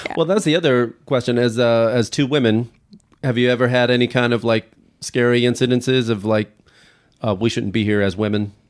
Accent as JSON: {"language": "English", "country": "United States", "tie": "born or raised there", "said": "being American, like, boy, we really lucked out being born in this country"}